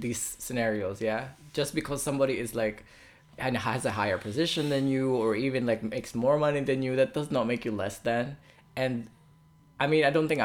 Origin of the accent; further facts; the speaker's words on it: Philippines; moved away; in my culture as a Filipino